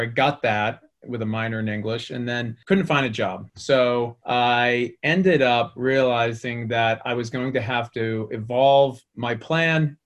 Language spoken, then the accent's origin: English; Boston, Massachusetts, United States; as you can probably tell by my accent, I grew up in the Boston area